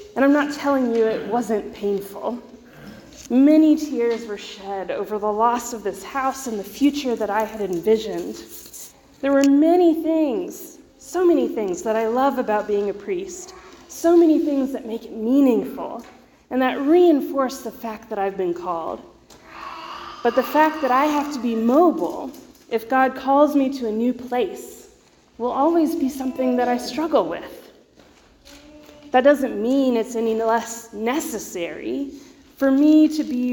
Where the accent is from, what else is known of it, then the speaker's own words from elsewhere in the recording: Georgia, United States; moved away as an adult; also born or lived in Waco, Texas; now in Texas, United States; My parents still live in the same house I grew up in Georgia